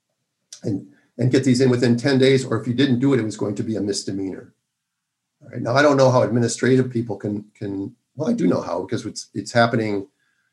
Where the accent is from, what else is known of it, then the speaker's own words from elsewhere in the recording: Minnesota, United States; moved away; I'm from Minnesota, and I have an affinity for my home state, even though I haven't lived there since 1982